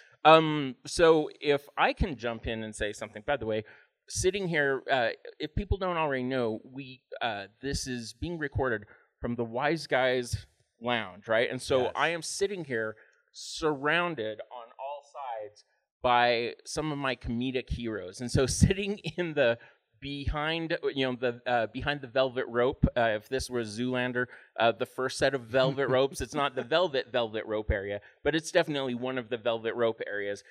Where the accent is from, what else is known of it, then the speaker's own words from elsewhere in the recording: Utah, United States; also born or lived in Los Angeles; I'm from Utah